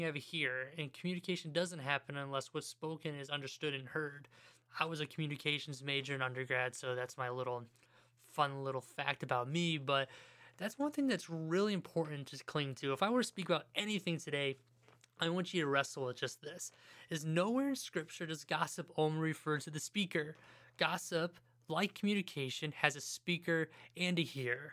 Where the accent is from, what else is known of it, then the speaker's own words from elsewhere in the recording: Ohio, United States; I'm from Ohio